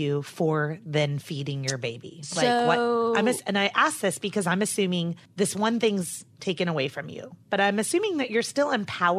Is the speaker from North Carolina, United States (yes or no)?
yes; North Carolina, United States; I'm from North Carolina.